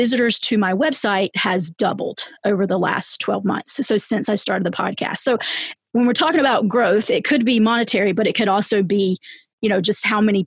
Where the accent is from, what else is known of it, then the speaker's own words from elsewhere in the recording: the South, United States; I'm from the South